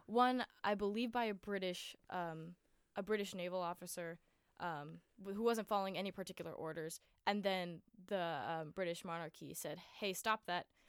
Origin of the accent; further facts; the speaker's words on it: Honolulu, Hawaii, United States; I'm from Oahu, which is, like, the main island